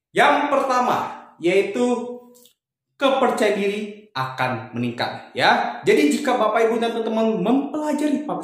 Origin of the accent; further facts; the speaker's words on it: Batam, Riau Islands, Indonesia; Kebetulan asal saya dari kota Batam